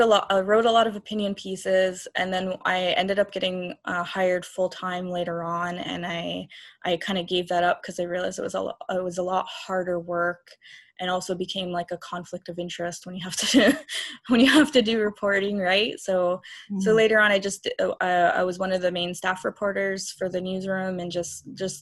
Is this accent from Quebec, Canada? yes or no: yes; Kahnawake, Quebec, Canada; I'm from Ganawage. I'm Ganyakahaga.